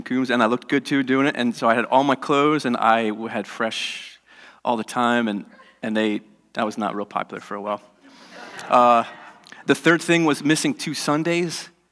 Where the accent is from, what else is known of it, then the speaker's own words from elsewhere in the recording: United States; I'm American